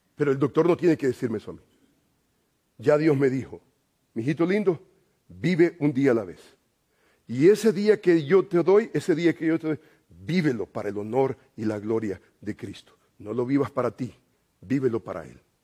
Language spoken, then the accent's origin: Spanish; El Salvador; moved away; yo soy salvadoreño